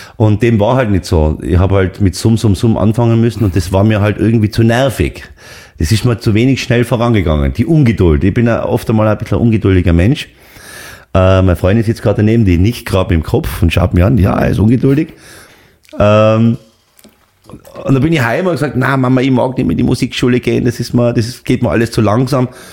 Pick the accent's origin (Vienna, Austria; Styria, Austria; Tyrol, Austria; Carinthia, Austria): Tyrol, Austria; Seefeld in Tirol; meine Eltern haben eine Pension gehabt in Seefeld. Äh, da bin ich aufgewachsen im Haus Zillertal